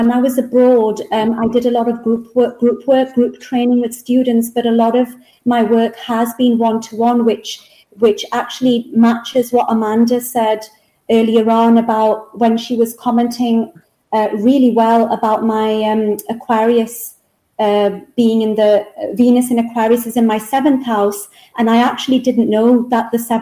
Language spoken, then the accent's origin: English; England, United Kingdom; moved away as an adult; Back to England, yes. Back to my hometown here in England.